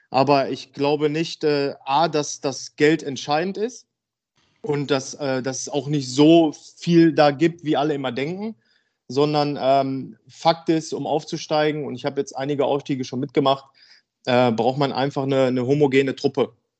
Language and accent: German; Dülmen, North Rhine-Westphalia, Germany; also born or lived in Essen; now in Münster, Germany; ich bin in Essen geboren und dann sind wir, also meine Eltern, mir und meiner Schwester sind dann, als ich sieben Jahre alt war, sind wir dann halt ins Münsterland gezogen. Und meine Eltern erst ein Haus gekauft und äh, ja, dann bin ich da groß geworden, aufgewachsen